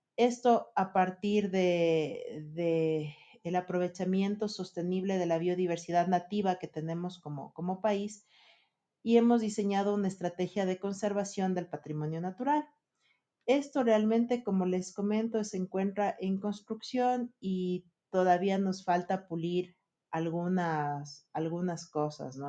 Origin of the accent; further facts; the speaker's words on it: Ecuador; en países como el nuestro